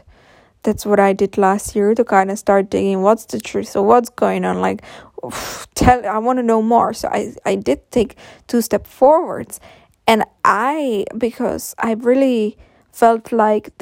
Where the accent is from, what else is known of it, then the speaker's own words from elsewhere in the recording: Czechia; English is a second language; I will make future podcasts in Czech as well, because I'm coming from Czech Republic